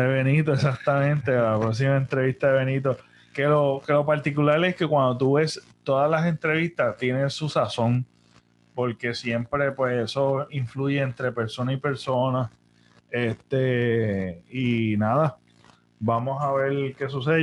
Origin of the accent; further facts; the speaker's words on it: Puerto Rico; nosotros, que pues, somos una colonia de Estados Unidos